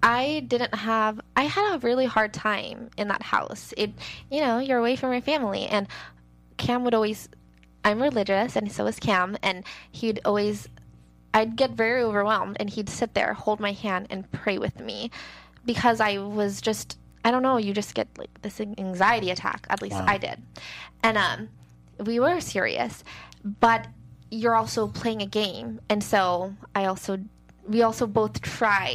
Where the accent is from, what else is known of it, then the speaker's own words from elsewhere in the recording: Seattle, Washington, United States; moved away as an adult; now in Los Angeles, United States; I'm from Seattle. I moved to L.A. To dance